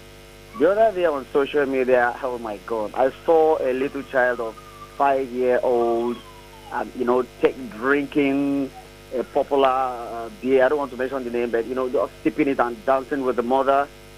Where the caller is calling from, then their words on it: Apapa, Lagos, Nigeria; from Apapa.